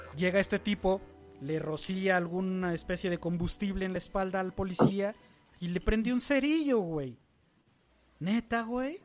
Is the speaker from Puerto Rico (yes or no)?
no; Mexico; En México, que es uno de los países donde más brutalidad policíaca vivimos en el día a día